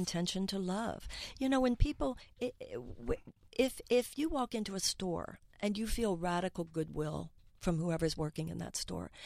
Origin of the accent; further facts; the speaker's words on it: United States; as an American